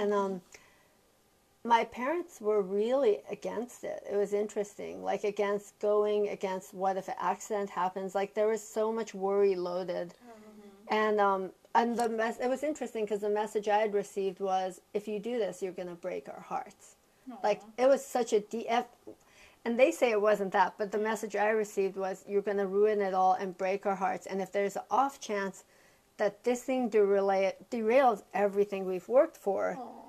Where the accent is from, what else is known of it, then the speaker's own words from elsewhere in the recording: Canada; so I was born in Canada. My parents actually came from Iran for their medical residencies, and they thought they'd be going back to Iran.